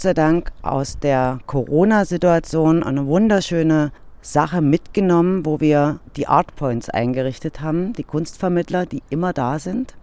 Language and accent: German; Dresden, Saxony, Germany; wir als Dresdner